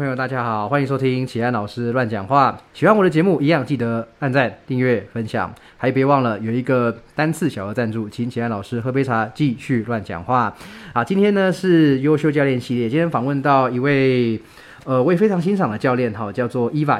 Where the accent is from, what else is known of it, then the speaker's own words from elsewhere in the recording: Taichung, Taiwan; moved away; 我在大概两三年前回台，我，因为我台中人嘛，然后我嗯。回台中的时候，我都会去汉朝训练